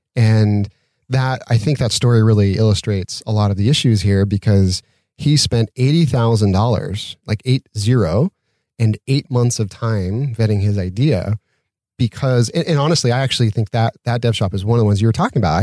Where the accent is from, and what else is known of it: Utah, United States; moved away as an adult; now in Santa Monica, United States